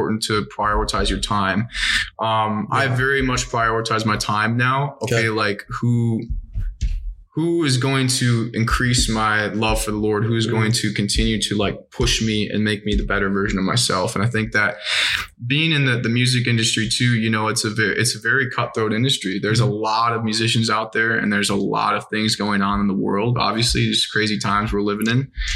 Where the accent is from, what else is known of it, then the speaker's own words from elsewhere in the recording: Minnesota, United States; moved away; I'm from Minnesota originally